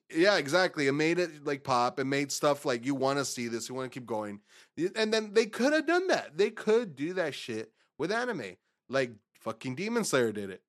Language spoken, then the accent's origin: English; Texas, United States; we're from Texas